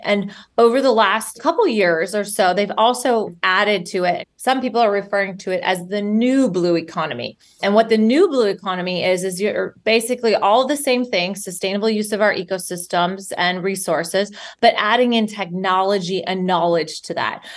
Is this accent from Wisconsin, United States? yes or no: no; Minnesota, United States; moved away; I grew up in Minnesota, so landlocked